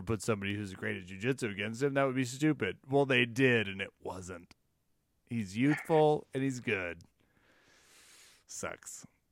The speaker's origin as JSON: {"language": "English", "region": "Midwest", "country": "United States", "tie": "born or raised there", "said": "I was raised in the Midwest"}